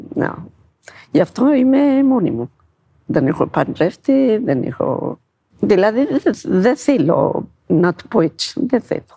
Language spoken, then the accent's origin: Greek; Ethiopia; Greek is a second language; moved away as an adult; now in Greece; είμαι από την Αιθιοπία και είμαι 54 χρόνων